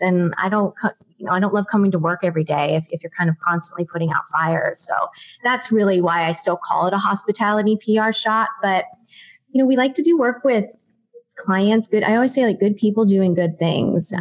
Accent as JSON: {"language": "English", "town": "Pittsburgh", "region": "Pennsylvania", "country": "United States", "also_born_or_lived": "Ohio", "moved": "as an adult", "lives_now": "Los Angeles, United States", "said": "I'm originally from Pittsburgh, Pennsylvania. I went to college in Ohio"}